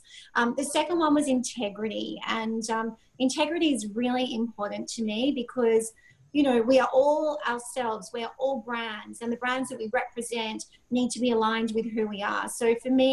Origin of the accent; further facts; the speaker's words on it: Sydney, New South Wales, Australia; I'm a girl from Sydney, Australia. I came from a normal upbringing